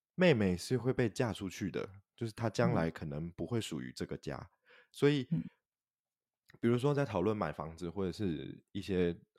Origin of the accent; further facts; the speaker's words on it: Taiwan; 我是韩国华侨的后代。那虽然我的父亲是韩国华侨，但是我本身在台湾土生土长